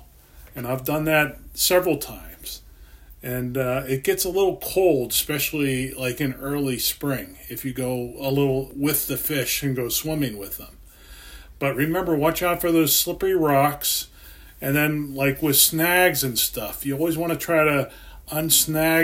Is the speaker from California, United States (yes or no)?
no; Pennsylvania, United States; I grew up in Pennsylvania, and we had streams and lakes and different things